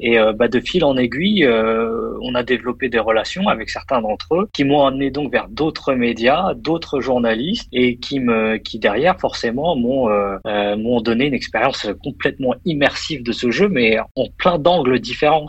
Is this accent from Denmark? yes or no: no; France; moved away as an adult; also born or lived in United States; now in Luxembourg; je suis né en France